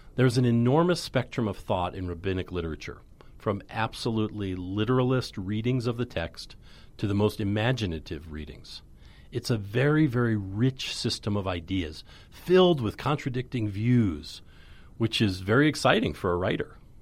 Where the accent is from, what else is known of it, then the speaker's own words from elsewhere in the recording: United States; I knew who I was as an American